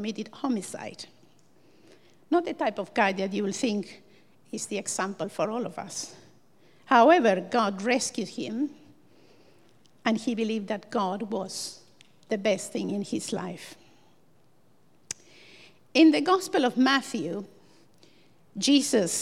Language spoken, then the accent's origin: English; Buenos Aires, Argentina; moved away as an adult; also born or lived in Dublin / Cork; now in Ireland; I come from Buenos Aires, a small city of around 10 million people